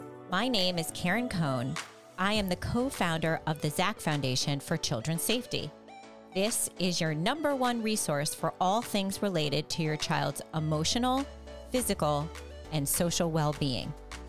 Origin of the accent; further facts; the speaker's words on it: suburbs of New York, United States; moved away as an adult; now in Greenwich, United States; I'm a New Yorker as well, but I'm from the suburbs of New York, born and raised, and now I live just over the border in Greenwich, Connecticut. And both of my parents grew up in New York